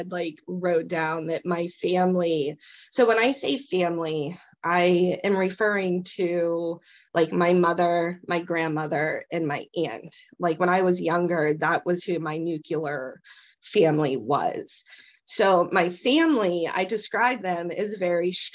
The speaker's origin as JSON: {"language": "English", "town": "Dunbar", "region": "Pennsylvania", "country": "United States", "tie": "born or raised there", "also_born_or_lived": "Frostburg, Maryland"}